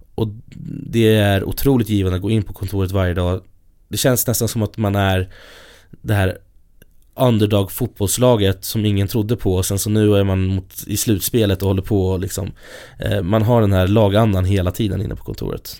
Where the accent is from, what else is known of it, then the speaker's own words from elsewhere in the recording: Stockholm, Stockholm County, Sweden; jag kommer från Stockholm, från ja, här i Stockholm